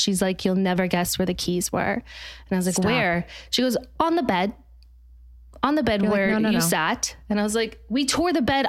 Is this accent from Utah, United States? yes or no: yes; Utah, United States; I'm from Utah